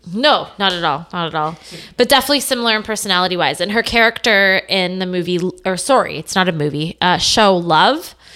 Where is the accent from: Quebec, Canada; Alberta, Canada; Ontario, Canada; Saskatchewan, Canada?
Ontario, Canada; Stouffville; I grew up in Stovall, Ontario, uh, north of Toronto